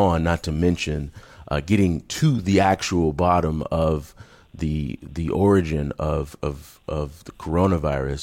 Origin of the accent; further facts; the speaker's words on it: Savannah, Georgia, United States; moved away; I'm from Savannah, Georgia. I visit home often